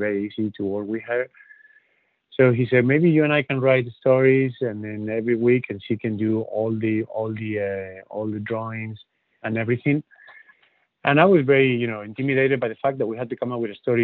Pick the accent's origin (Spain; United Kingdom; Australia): Spain; north of Spain; born or raised there; first language Spanish; English is a second language; moved away as an adult; also born or lived in Dublin